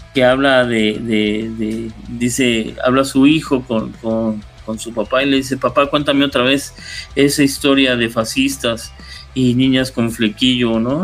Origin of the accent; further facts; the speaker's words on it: Mexico City, Mexico; Yo, yo nací en Coyoacán, ahí viví más de veintitantos años.